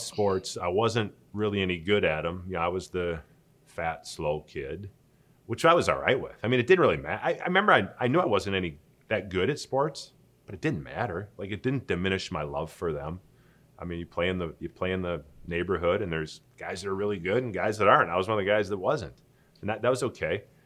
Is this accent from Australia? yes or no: no; Saint Paul, Minnesota, United States; moved away as an adult; I grew up in Saint Paul, Minnesota, never really went anywhere